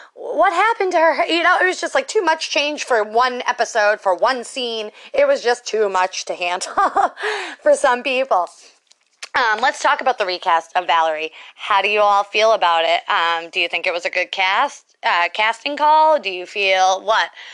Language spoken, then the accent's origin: English; Boston, Massachusetts, United States; I am from the Northeast. I am a Boston girl